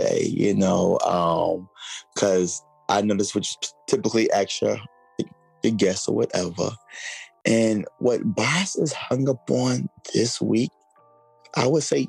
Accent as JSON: {"language": "English", "town": "New York City", "region": "New York", "country": "United States", "said": "I'm from Brooklyn, New York"}